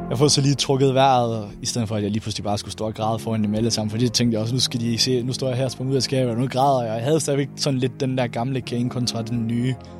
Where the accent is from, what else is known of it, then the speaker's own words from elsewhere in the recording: Randers, Central Denmark Region, Denmark; hjemme i Randers